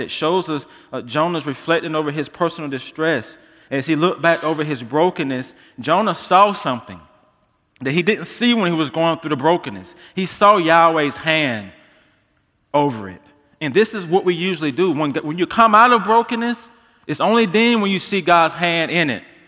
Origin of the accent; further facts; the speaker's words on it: United States; being American believers